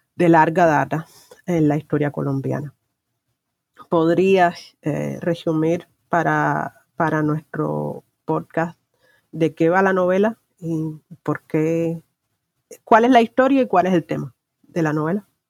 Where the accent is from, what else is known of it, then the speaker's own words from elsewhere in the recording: Cuba; como ciudadana cubana he crecido en un, eh, en un estado de vigilancia constante